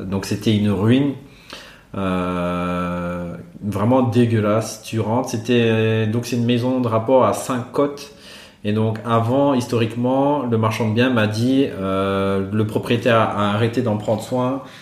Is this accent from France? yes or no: no; Brussels, Belgium; Moi, j'ai dit, je venais de Bruxelles.